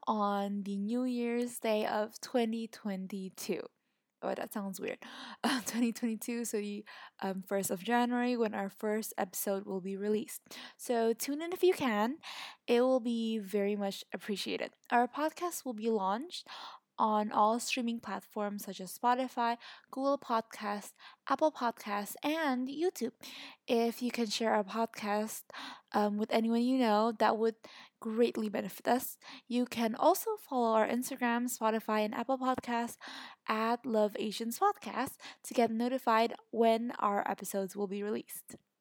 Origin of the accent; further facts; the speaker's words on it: Indonesia; My ethnicity is Chinese, and I come from Indonesia